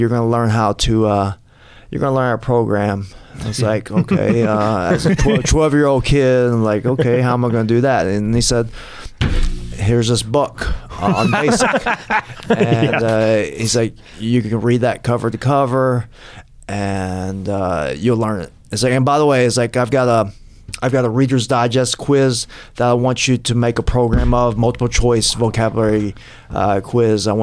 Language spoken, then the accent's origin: English; Atlanta, Georgia, United States; moved away as an adult; now in St. Petersburg, United States; originally I'm from Atlanta